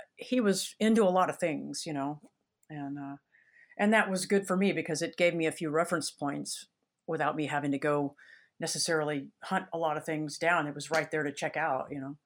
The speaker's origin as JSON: {"language": "English", "town": "Dripping Springs", "region": "Texas", "country": "United States", "tie": "born or raised there", "lives_now": "Austin, United States", "said": "I was born in Austin, lived here I live in Austin now. I, I've lived here till I was about three or s, three or four, and then we moved out to Dripping Springs, Texas"}